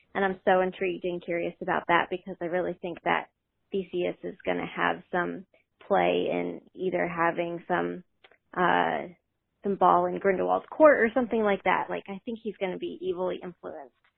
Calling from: Maine, United States; I'm calling from Maine

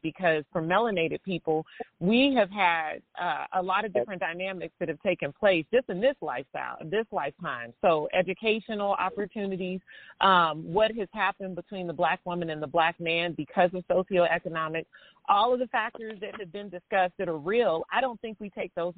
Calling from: Kansas City, United States; I am calling from Kansas City

